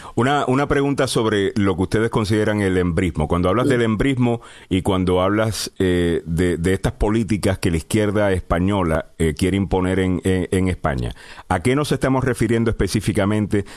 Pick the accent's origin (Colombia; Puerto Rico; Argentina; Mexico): Puerto Rico; yo soy puertorriqueño